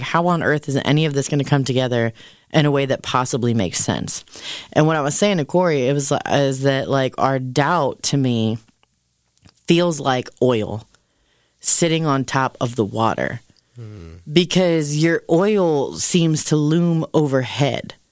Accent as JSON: {"language": "English", "town": "Canton", "region": "Ohio", "country": "United States", "said": "I'm, in fact, from Canton, Ohio"}